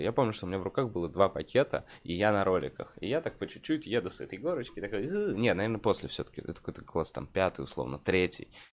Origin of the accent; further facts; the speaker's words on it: Moscow, Russia; я как москвич